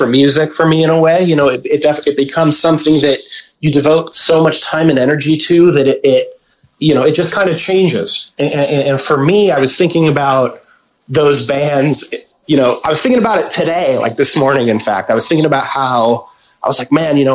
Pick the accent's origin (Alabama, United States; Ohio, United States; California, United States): California, United States; Vacaville; that came from my hometown